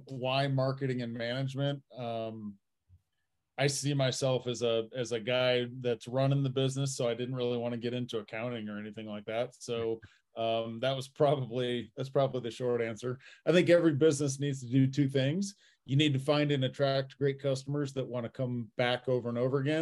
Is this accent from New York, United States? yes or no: no; Fort Wayne, Indiana, United States; moved away; I grew up in Fort Wayne, Indiana